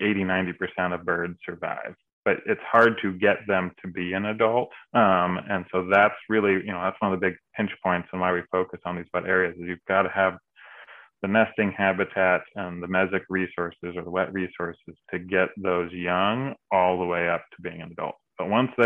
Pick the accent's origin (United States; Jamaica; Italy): United States; California; moved away; I grew up down in California